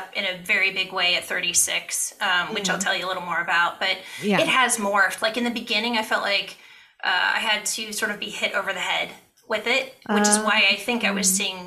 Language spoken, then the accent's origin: English; Ohio, United States; I grew up in Ohio.